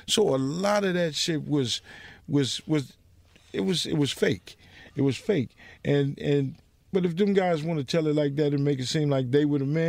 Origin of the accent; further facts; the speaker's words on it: Compton, California, United States; I'm from Compton